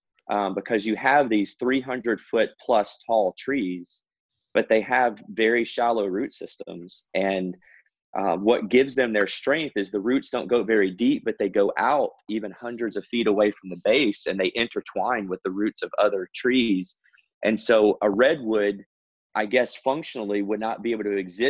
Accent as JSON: {"language": "English", "region": "Mississippi", "country": "United States", "tie": "born or raised there", "moved": "as an adult", "lives_now": "Boston, United States", "said": "I grew up in Mississippi for the first 23 years of my life."}